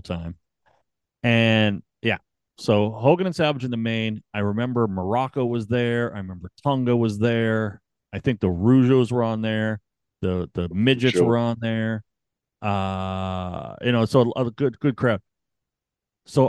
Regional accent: Canada; I'm Canadian

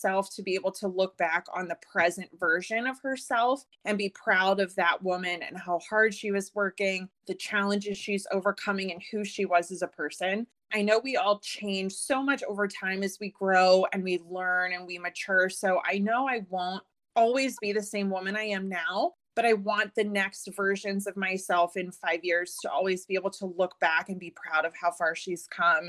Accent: Leesburg, Virginia, United States; now in Fairfax, United States; So I grew up in Leesburg, Virginia, and then moved to Fairfax right after college. So I'm local to the metro area

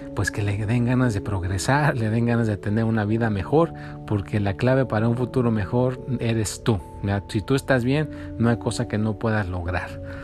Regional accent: Mexico; now in United States; yo soy de México, por eso digo México

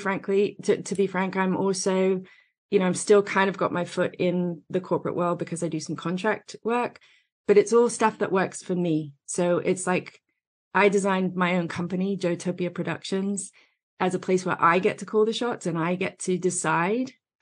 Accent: England, United Kingdom; moved away as an adult; now in United States; I'm over here in the States now, but I grew up in England.

